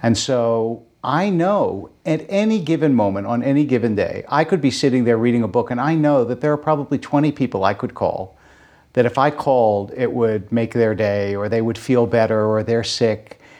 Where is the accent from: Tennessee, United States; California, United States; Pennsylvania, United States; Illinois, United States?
Pennsylvania, United States; Philadelphia; moved away; growing up in Philadelphia